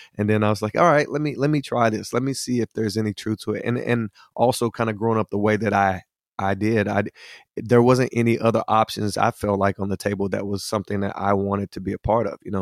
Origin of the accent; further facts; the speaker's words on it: Hickory, North Carolina, United States; I'm originally from Hickory, North Carolina, uh, from a, a big blended family of, of twelve children. And, uh, I kinda grew up in the area there